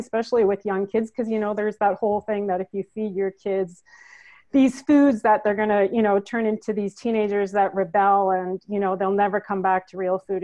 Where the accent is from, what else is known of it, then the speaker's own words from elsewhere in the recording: Manitoba, Canada; accent: northern; now in Ontario, Canada; I'm from Manitoba, Canada originally, and we live in Ontario, Canada right now